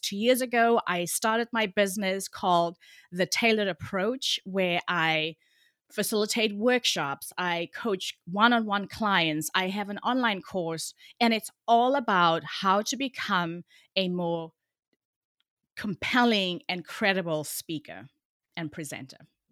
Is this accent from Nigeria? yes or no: no; Cape Town, Western Cape, South Africa; moved away as an adult; now in Oakland, United States; although I live in the U S right now in Oakland, California, I'm originally from Cape Town, South Africa. So if you hear a bit of an accent, that is why